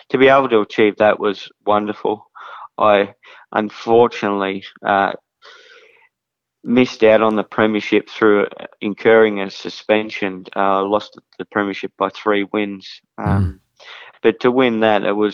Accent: Kilmore, Victoria, Australia; my hometown of Kilmore

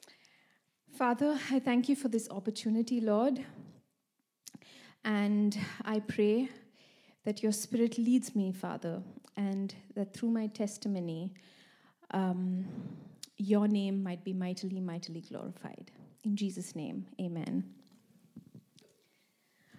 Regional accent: India; moved away as an adult; also born or lived in Sweden; now in Malmö, Sweden; I've been living here for the past 5 years in Sweden. I come from India

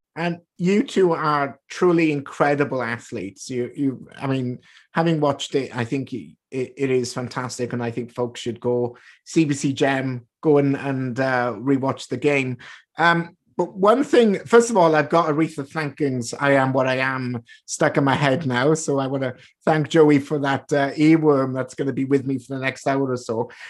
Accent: United Kingdom; moved away; I grew up in Britain

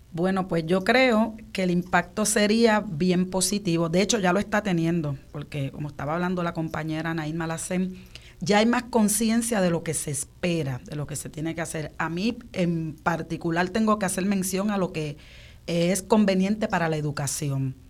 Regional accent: Puerto Rico; nosotros como puertorriqueños

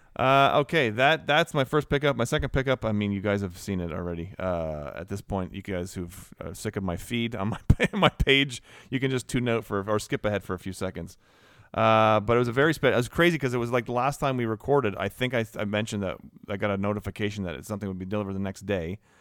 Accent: Canada; Canadian, right?

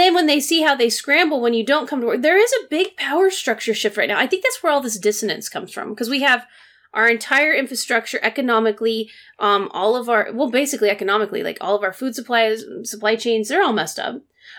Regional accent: United States; I speak as American.

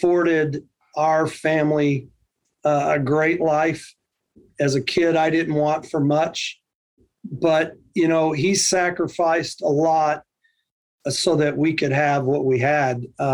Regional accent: Fort Worth, Texas, United States; moved away as an adult; also born or lived in Colorado Springs, Colorado / Eglin Air Force Base, Florida; Born and raised in Fort Worth, Texas

